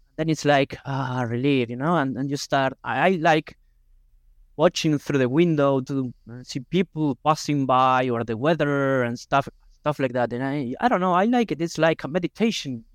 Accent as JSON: {"language": "English", "country": "Argentina", "also_born_or_lived": "Buenos Aires, Argentina", "second_language": "English", "moved": "as an adult", "lives_now": "Barcelona, Spain", "said": "I'm from the Nigeria of Argentina, but when I moved to Buenos Aires when I had seventeen, eighteen years old"}